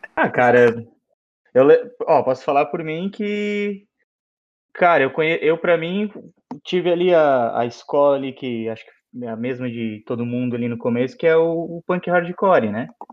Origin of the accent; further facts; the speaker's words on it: Blumenau, Santa Catarina, Brazil; como a gente é de Blumenau